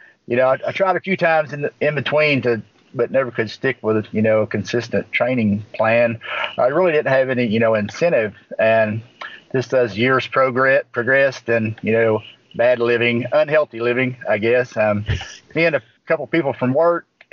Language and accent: English; Wilburton, Oklahoma, United States; Wilburton, Oklahoma. It's down here in southeastern Oklahoma. Just pretty country